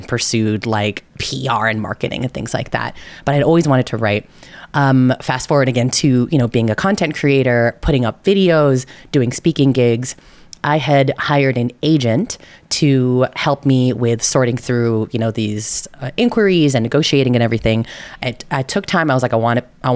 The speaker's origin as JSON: {"language": "English", "region": "California Bay Area", "country": "United States", "tie": "born or raised there", "said": "I am from the California Bay Area. I will say hella at every opportunity."}